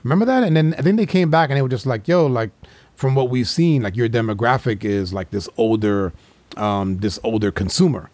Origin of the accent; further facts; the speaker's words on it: New York, United States; my boys that I grew up with in New York